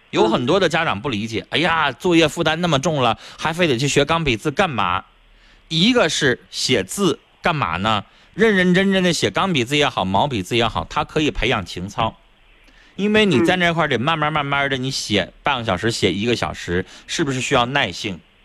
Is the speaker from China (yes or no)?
yes; Northeast China, China; accent: Northeastern; 我们东北话